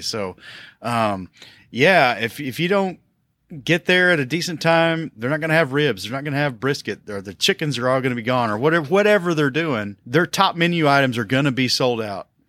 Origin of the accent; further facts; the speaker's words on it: Tennessee, United States; also born or lived in South Carolina; now in Kentucky, United States; I was born in South Carolina. I was raised in Tennessee, and I live in Kentucky